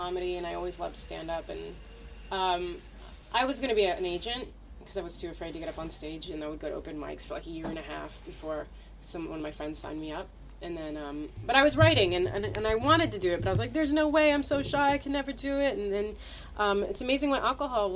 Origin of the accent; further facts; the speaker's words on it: United States; they could tell I'm American and I'm female